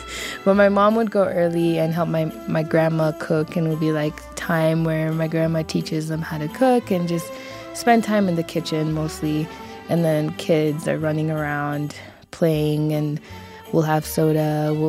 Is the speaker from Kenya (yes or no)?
yes; Kenya; moved away; I'm from Kenya